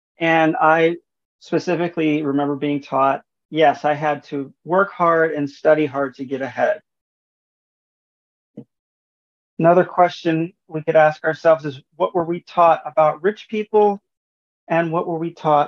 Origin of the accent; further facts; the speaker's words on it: San Diego, California, United States; also born or lived in Honolulu; I'm originally from San Diego, California, but as a military brat, I moved around quite a bit, and I eventually settled in Honolulu, where I graduated from high school